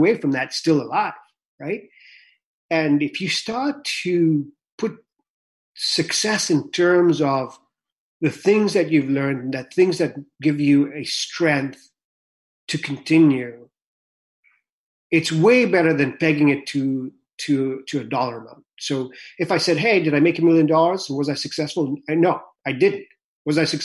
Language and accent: English; Kenya; also born or lived in Vancouver, Canada; now in United States; when I was growing up in Kenya